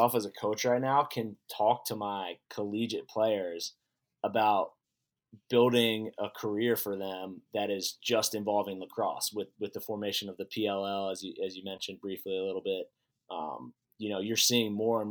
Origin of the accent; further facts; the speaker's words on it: Baltimore, Maryland, United States; moved away as an adult; also born or lived in North Carolina; now in Salt Lake City, United States; as a kid growing up in Baltimore, Maryland